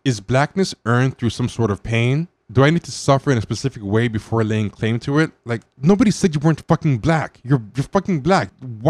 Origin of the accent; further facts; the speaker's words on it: United States; I'm a Black American because I'm Black and born in America, but I'm not a descendant of U.S. slaves.